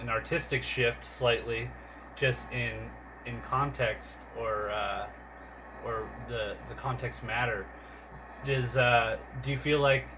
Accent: San Diego, California, United States; I'm born and raised in San Diego

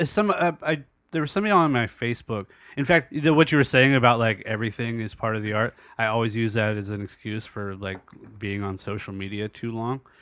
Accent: Southern California, United States; as a young man growing up in Southern California, going through Los Angeles in the late eighties, early nineties

